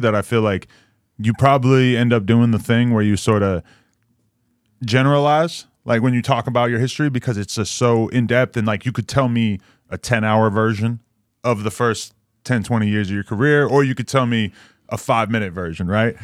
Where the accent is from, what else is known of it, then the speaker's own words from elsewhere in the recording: East Coast, United States; I'm from the East Coast